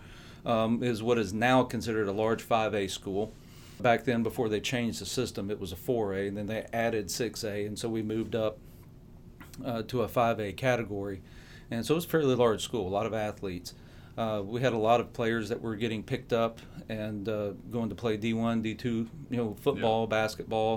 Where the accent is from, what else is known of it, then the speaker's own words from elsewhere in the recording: the South, United States; growing up in the South